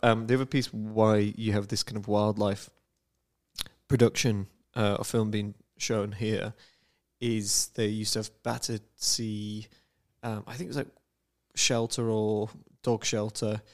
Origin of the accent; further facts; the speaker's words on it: United Kingdom; I am a Brit